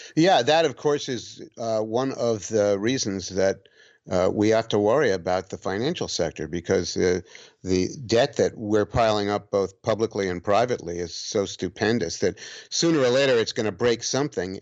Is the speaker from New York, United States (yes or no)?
yes; New York City, New York, United States; also born or lived in Long Island / New Hampshire; now in near Saratoga, United States; I was born and raised in New York City. I had a three-year interlude in the Long Island suburbs. And then my parents busted up and I moved back into Manhattan and was raised there